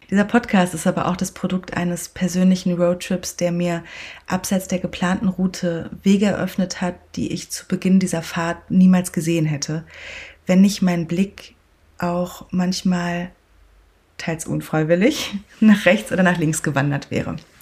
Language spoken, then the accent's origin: German; Sauerland, North Rhine-Westphalia, Germany; moved away; Als ich mit knapp 18 im beschaulichen Sauerland, dort wo ich aufgewachsen bin, den Führerschein machte